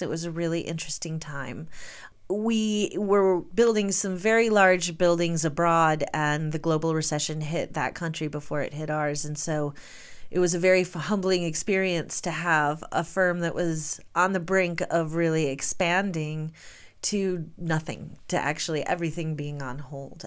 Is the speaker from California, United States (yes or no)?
no; Michigan, United States; moved away as an adult; also born or lived in New York City; now in Jackson, United States; We're both from Michigan